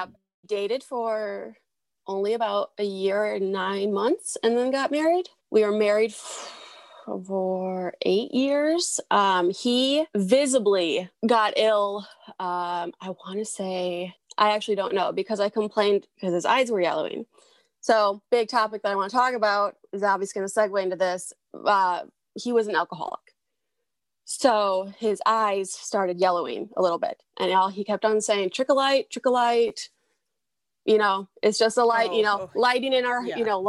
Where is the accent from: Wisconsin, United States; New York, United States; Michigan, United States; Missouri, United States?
Wisconsin, United States; southern; so I am actually from Southern Wisconsin. Grew up in Southern Wisconsin.